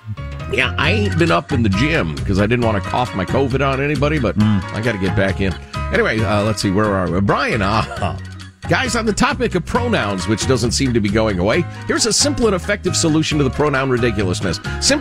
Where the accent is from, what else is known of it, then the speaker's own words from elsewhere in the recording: Idaho, United States; As a young boy growing up in Idaho, I was able to dig tunnels in the snowdrifts that would accumulate in our yard.